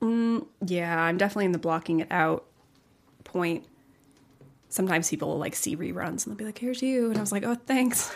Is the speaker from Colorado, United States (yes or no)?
yes; Colorado Springs, Colorado, United States; also born or lived in Pueblo, Colorado; I was born in Colorado Springs